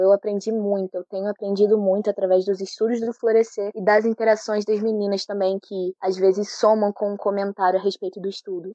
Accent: Teresópolis, Rio de Janeiro, Brazil; sou de Teresópolis

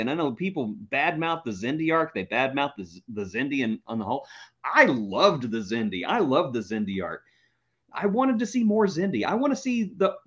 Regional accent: Texas, United States; I'm from Texas.

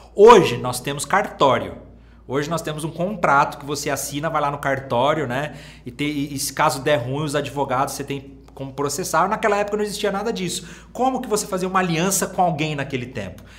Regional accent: Minas Gerais, Brazil; lá na minha cidade, em Minas Gerais

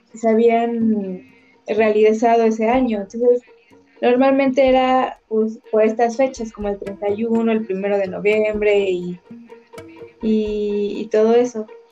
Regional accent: Mexico; representan como mexicanos

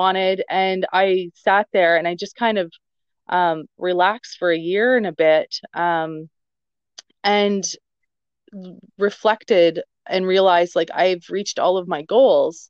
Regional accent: Southern Ontario, Canada; moved away as an adult; also born or lived in Western Canada; now in London, Canada; I'm originally from Southern Ontario.

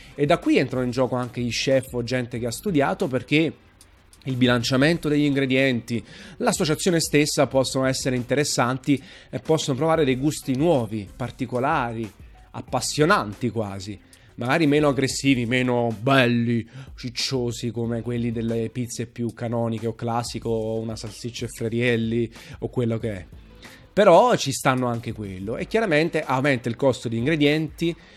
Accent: Naples, Campania, Italy; sono napoletano. Eh, sono tifosissimo nel Napoli, innamorato della mia città

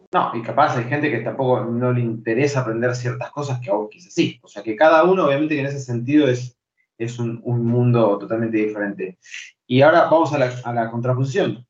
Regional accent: Buenos Aires, Argentina; also born or lived in Santa Cruz, Argentina / Chubut, Argentina / Esquel, Argentina; yo hablo quizás como porteño

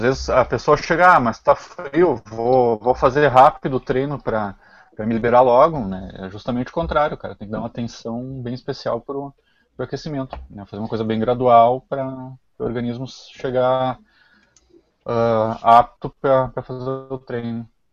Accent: Lajeado, Rio Grande do Sul, Brazil; also born or lived in Porto Alegre; eu sou de Lajado

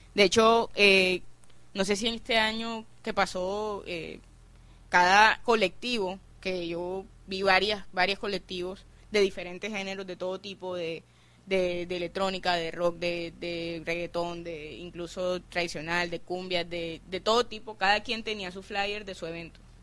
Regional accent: Barranquilla, Atlántico, Colombia; nuestra cultura como barranquilleros

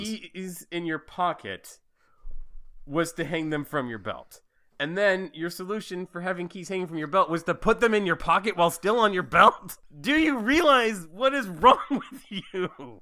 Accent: Fairfield, Idaho, United States; moved away; also born or lived in Sydney / Salt Lake City / Seattle; I say I'm from Idaho and I make it sound like I'm from some little podunk town 'cause that's what it feels like now that I've lived in Sydney, Salt Lake, and Seattle. Yeah, so I, it feels like my hometown is Fairfield.

